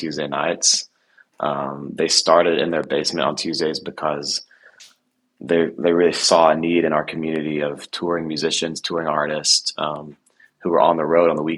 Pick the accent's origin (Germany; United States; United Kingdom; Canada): United States; Nashville, Tennessee; I grew up in Nashville